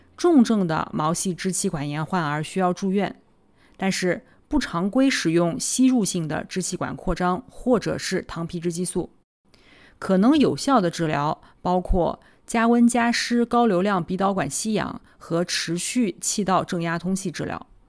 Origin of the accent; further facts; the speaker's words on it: Nanjing, Jiangsu, China; 我来自南京，读完博士，在三甲医院的心脏科干了七年